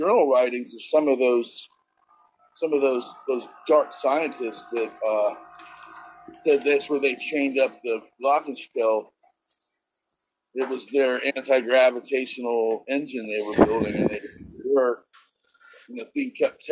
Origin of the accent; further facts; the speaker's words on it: United States; the experience of being American